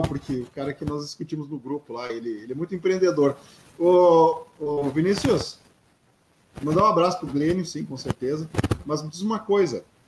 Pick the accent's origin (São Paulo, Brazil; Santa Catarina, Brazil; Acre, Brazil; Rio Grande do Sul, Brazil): Rio Grande do Sul, Brazil